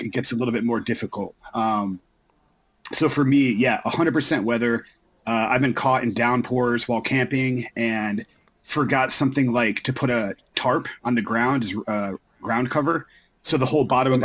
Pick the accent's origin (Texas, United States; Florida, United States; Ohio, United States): Florida, United States; growing up in Florida